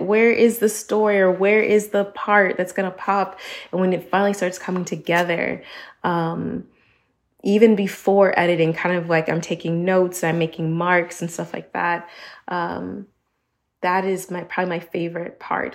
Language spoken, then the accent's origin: English; United States; moved away as an adult; now in Barcelona, Spain; I am an American that is based in Barcelona, Spain